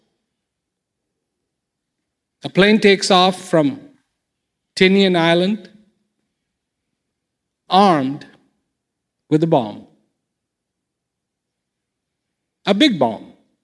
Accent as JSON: {"language": "English", "country": "India", "tie": "born or raised there", "moved": "yes", "said": "When I was growing up in India"}